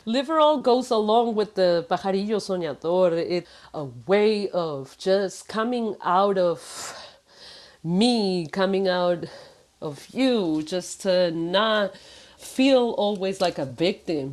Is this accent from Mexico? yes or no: yes; Mexico; moved away; I was born in Mexico